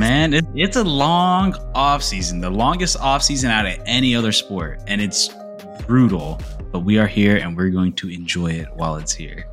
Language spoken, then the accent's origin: English; Jacksonville, Florida, United States; my hometown, the jersey I'm wearing right now, Jacksonville